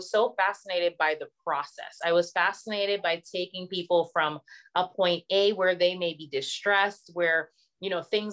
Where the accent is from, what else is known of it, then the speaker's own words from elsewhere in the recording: Barbados; moved away; I'm originally from Barbados.